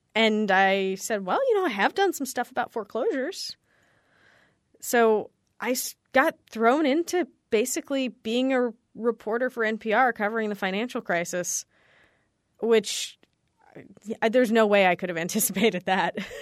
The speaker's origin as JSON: {"language": "English", "region": "California", "country": "United States", "tie": "born or raised there", "said": "I grew up in California"}